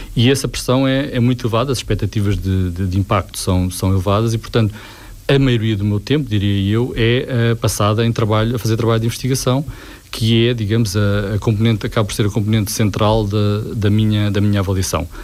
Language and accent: Portuguese; Portugal; é aquilo que eu sou, português